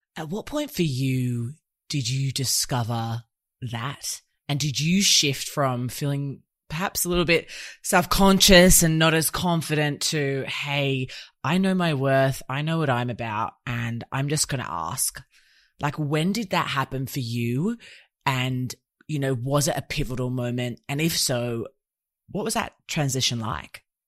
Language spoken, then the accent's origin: English; Australia; I was born here in Oz